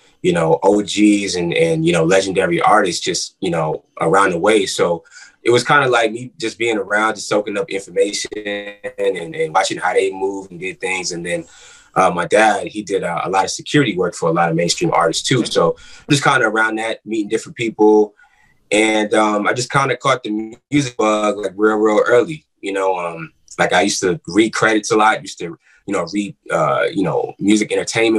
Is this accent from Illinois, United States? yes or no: no; New York City, New York, United States; now in Atlanta, United States; I'm from Queens, New York